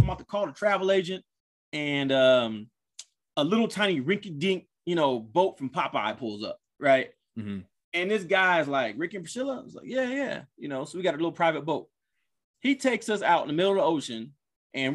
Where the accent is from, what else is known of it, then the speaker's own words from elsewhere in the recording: Compton, California, United States; I grew up in Compton and I lived around black people my whole life